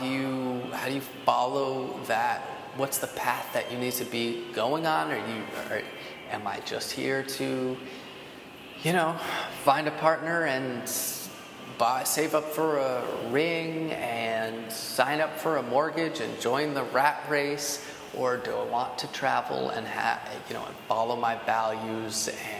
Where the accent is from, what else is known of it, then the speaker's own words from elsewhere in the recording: East Coast, United States; Clearly I'm from the East Coast and I know my geography better there